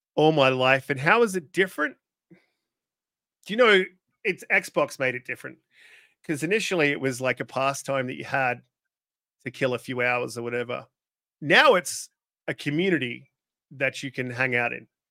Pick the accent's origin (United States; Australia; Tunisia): Australia; I'm Australian